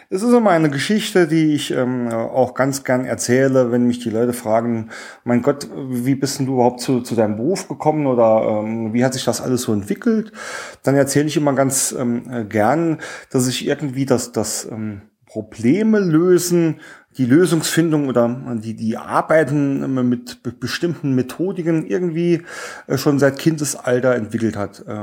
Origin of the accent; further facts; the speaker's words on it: Saarland, Germany; Bin ein Ursaarländer, auch ähm, stolz drauf. Äh, man wird es äh, auch an meinem Dialekt hören.